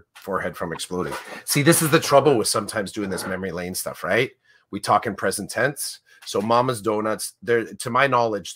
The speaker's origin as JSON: {"language": "English", "town": "Oshawa", "region": "Ontario", "country": "Canada", "tie": "born or raised there", "said": "I grew up in Oshawa"}